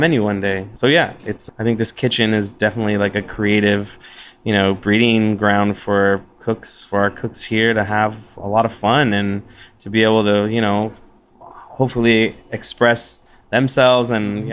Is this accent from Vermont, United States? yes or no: no; West Covina, California, United States; now in Austin, United States; I was born in West Covina, California, which is in uh, in the San Gabriel Valley in uh, Los Angeles